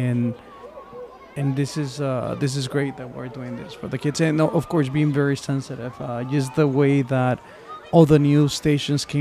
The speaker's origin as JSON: {"language": "English", "country": "Mexico", "moved": "yes", "lives_now": "United States", "said": "I'm from Mexico, migrated to the United States"}